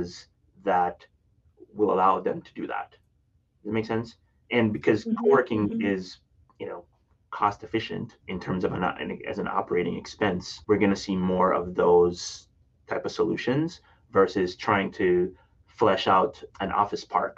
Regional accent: Jamaica; now in Minneapolis, United States; I'm originally from Jamaica, and it is a slice of home

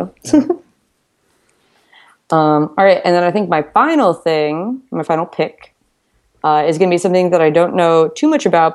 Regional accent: United States; I'm from the United States

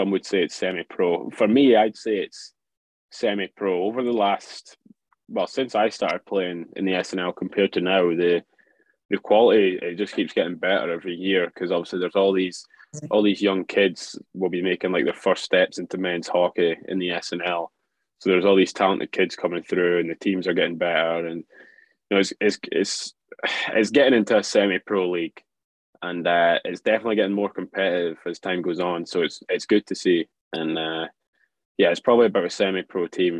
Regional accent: Dundee, Scotland, United Kingdom; in my hometown

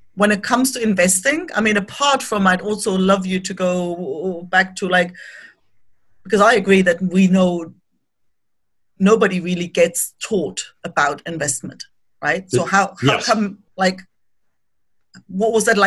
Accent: East Germany, Germany; moved away as an adult; now in Australia; I grew up in East Germany.

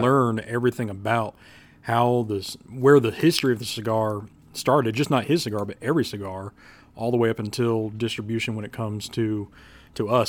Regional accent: Kansas City, United States; I grew up in Kansas City

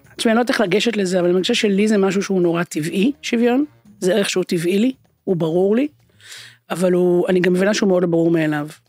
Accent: Haifa, Haifa District, Israel; אני גדלתי בשכונה שהיו בה באמת כמה מעמדות

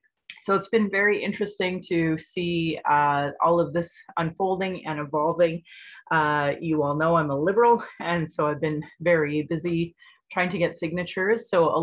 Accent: Calgary, Alberta, Canada; I was born in Calgary or in Blackfoot, Mulkinstis, as … an English name which has afforded me privilege in an English colonial world. My mother is Northern Slavey Dene or Saatu Dene

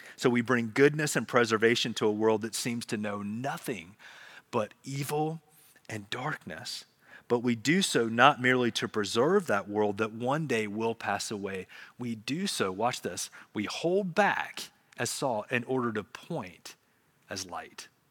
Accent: Charlotte, North Carolina, United States; I grew up in Charlotte, so we would go to South Park Mall

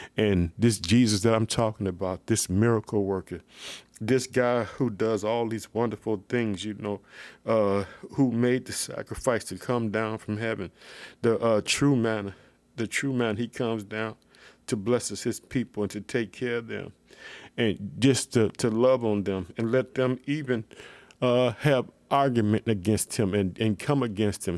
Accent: Illinois, United States; my hometown, the state of Illinois.

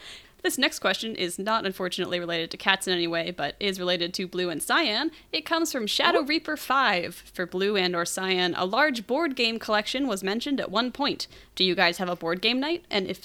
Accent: United Kingdom; This is a serious scientific question of national importance to me as a Brit.

